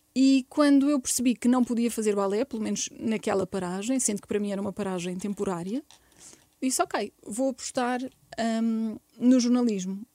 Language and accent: Portuguese; Barreiro, Setúbal, Portugal; eu nasci no Barreiro